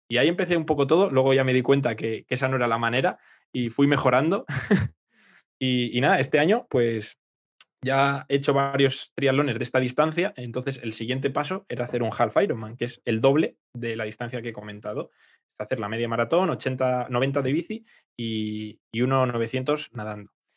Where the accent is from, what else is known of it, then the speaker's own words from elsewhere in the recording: Aranda de Duero, Castile and León, Spain; moved away; yo me voy a mi pueblo, ahí Aranda, que tengo el Duero